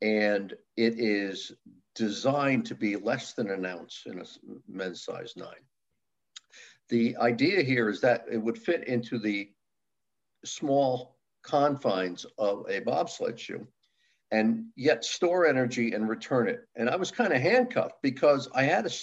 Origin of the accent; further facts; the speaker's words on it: Milford, Connecticut, United States; Originally from Milford, Connecticut, born and raised